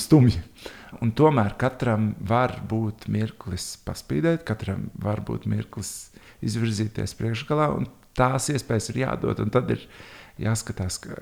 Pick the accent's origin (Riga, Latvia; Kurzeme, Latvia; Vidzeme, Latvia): Riga, Latvia; Es esmu audzis Tornkalnā, visu mūžu nodzīvojis Tornkalnā, Bieriņu Tornkalnā, tajā apvidū Pārdaugavā.